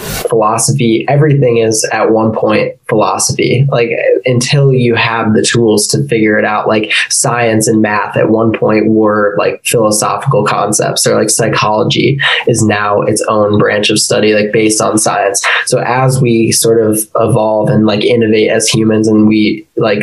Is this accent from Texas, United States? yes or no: no; Illinois, United States; moved away as an adult; now in Colorado, United States; I'm from Illinois